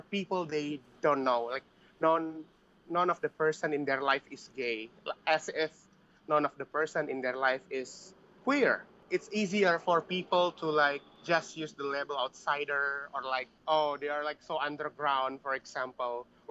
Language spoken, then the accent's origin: English; Bekasi, West Java, Indonesia; I grew up in Bekasi